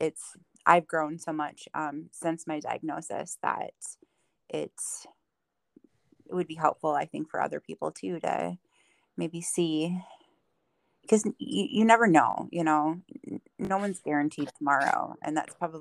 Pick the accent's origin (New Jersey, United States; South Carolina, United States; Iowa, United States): Iowa, United States; Dubuque; moved away as an adult; now in Richland Center, United States; I was born and raised in Dubuque, Iowa.